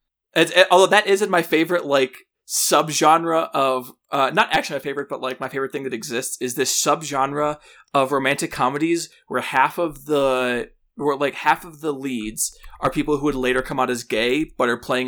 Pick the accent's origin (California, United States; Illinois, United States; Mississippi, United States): Illinois, United States; Chicago; It's a little movie called On the Line, set in my hometown, Chicago, and Lance Bass.